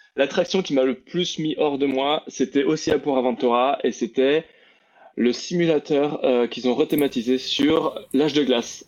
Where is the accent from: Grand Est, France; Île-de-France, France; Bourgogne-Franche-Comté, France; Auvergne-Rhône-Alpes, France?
Grand Est, France; Strasbourg; né à Strasbourg, j'ai grandi toute ma vie en Alsace